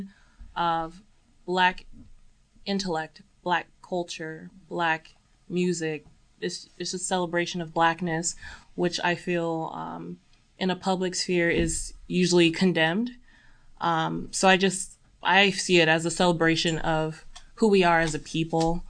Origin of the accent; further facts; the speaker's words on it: San Bernardino, California, United States; now in Monterey, United States; I am originally from Southern California, San Bernardino, close